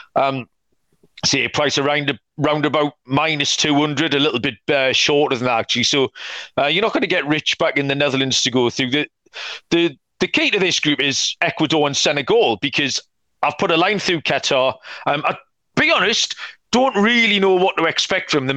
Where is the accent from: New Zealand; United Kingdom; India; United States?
United Kingdom; England; we're both English